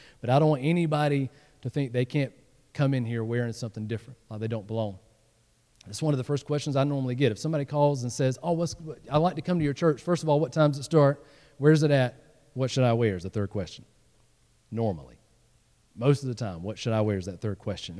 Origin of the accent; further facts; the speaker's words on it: the South, United States; moved away; I came from the South, and you know, in the South, you dress up